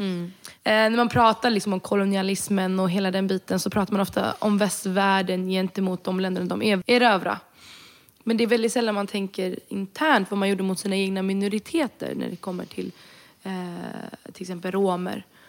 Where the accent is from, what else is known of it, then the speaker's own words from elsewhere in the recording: Sweden; jag är född och vuxen i Sverige